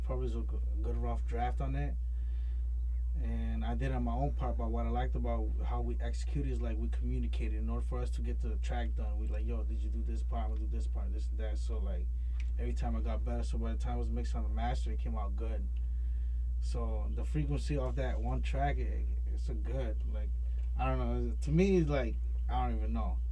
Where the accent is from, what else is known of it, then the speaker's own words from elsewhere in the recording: Portland, Maine, United States; I'm Spanish, I'm Latino, but I was born and raised in Portland, Maine